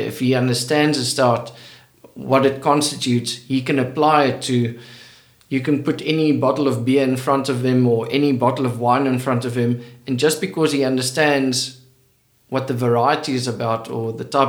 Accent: Western Cape, South Africa; moved away as an adult; also born or lived in Stellenbosch; now in KwaZulu-Natal, South Africa; I grew up in the Cape. And in the Cape, wine is part of culture.

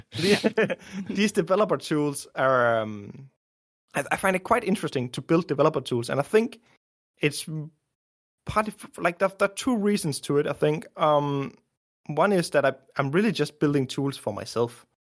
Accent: Denmark; also born or lived in Copenhagen; I grew up in Denmark, from Denmark, living in Denmark

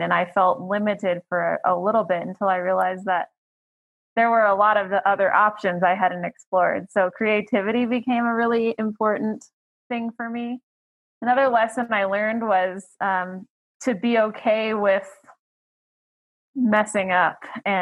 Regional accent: Fort Collins, Colorado, United States; also born or lived in Texas; I was born in Colorado

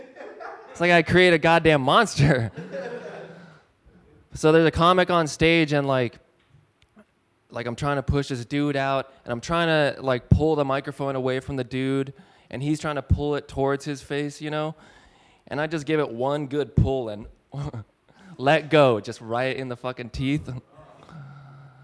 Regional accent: Arizona, United States; now in Detroit, United States; I live in Detroit. I'm not from here, though. Like, I'm from Arizona.

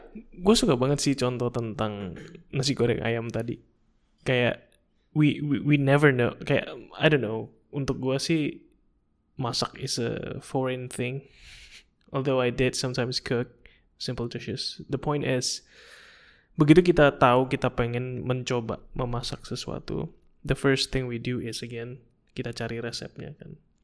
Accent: Indonesia; kita datang dari Indonesia

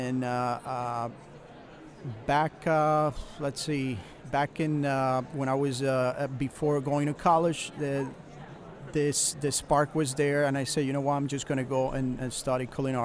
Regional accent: Venezuela; moved away as an adult; also born or lived in New Jersey; now in United States; Originally, I'm from Venezuela, South America, but then I came right after college to United States

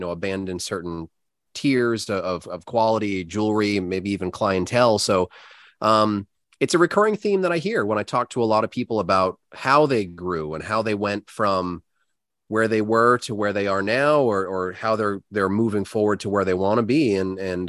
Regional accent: United States; an American piercer who really doesn't have very much culture and history compared to a lot of other countries

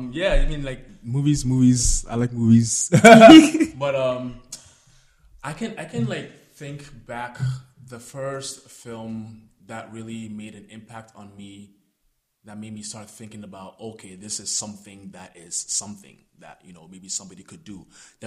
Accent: Ghana; now in Canada; So I remember actually growing up in Ghana, watching films in Ghana. So then coming to Canada and then like obviously there's a different world of film cinema.

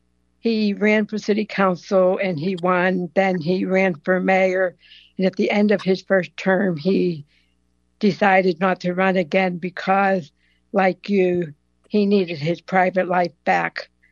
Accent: Pleasant Hills, Pennsylvania, United States; I'm from Pleasant Hills, Pennsylvania

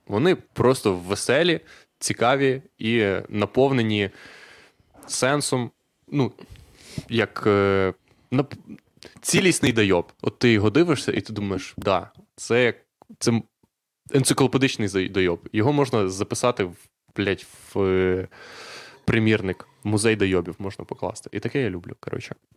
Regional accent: Husiatyn, Ternopil Oblast, Ukraine; Я з Гусятина

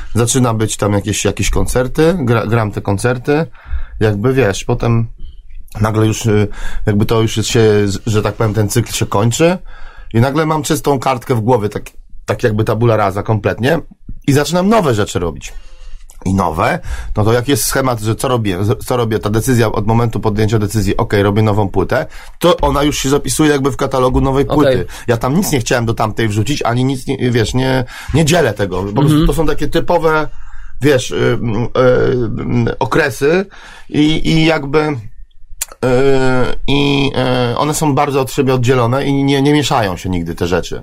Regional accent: Poland; my jesteśmy raperzy z Polski

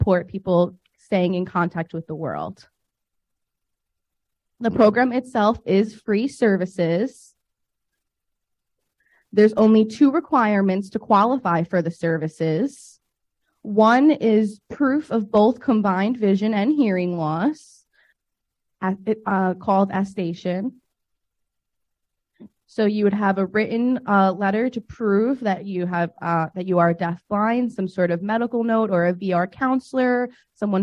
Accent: New York, United States; I'm from New York, but I work for ICC in New York and Kentucky.

